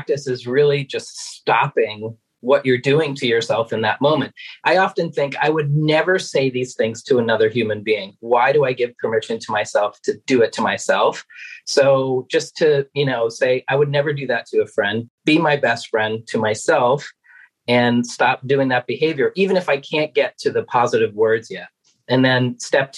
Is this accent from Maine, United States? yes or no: yes; Maine, United States; I'm originally from Maine